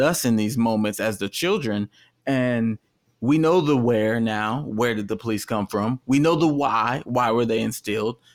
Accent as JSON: {"language": "English", "region": "Texas", "country": "United States", "moved": "yes", "lives_now": "California, United States", "said": "the culture I came from is a straight culture and I'm from Texas"}